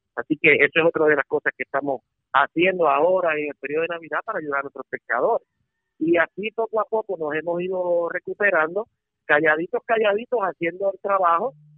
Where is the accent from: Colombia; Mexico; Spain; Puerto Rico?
Puerto Rico; como puertorriqueño